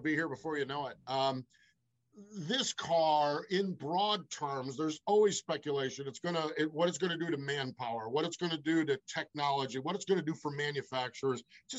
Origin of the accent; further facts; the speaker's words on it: Northeast, United States; moved away; I'm from the Northeast